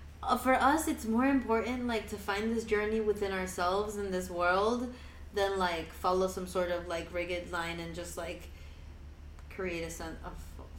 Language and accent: English; Argentina; moved away; So, like, I moved here 2 years ago from Argentina.